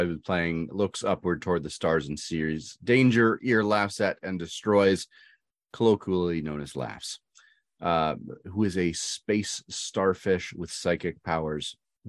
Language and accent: English; Canada; Yes, we're Canadian, I'm sorry.